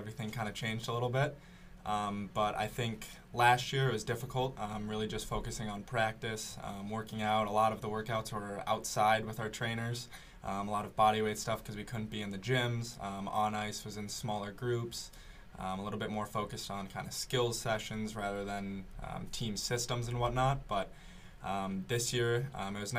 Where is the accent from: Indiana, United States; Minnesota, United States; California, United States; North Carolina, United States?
Minnesota, United States; I'm from Minnesota, so there's a lot of pond hockey in the winters